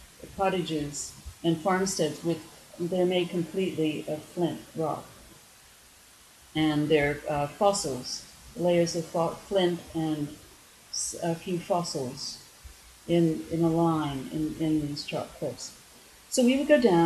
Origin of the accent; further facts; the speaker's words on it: United States; moved away; as an American